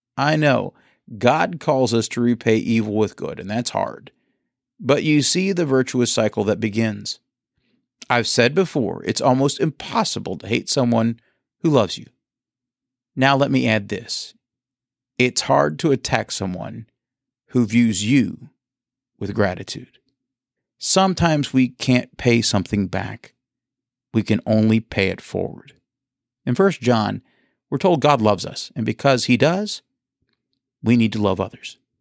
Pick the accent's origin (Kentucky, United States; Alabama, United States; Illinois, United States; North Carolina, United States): Kentucky, United States; Bowling Green; now in Tampa, United States; I grew up in Bowling Green, Kentucky